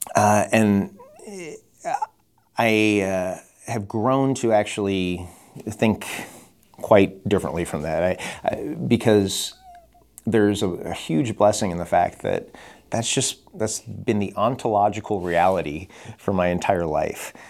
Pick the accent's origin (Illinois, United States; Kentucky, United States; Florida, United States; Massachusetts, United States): Illinois, United States; Chicago; moved away; I'm from Chicago